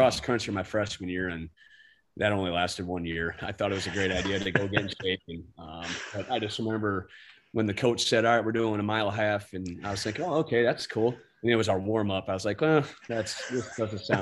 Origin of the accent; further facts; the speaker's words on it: Clinton, Iowa, United States; I'm originally from Clinton, Iowa, born and raised